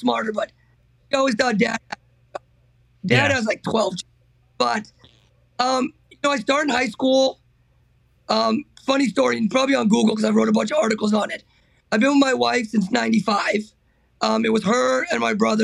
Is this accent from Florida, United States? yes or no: yes; Miami, Florida, United States; We grew up in Miami